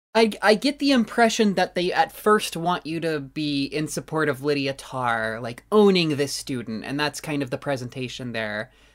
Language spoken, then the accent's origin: English; United States; I'm dumbass American.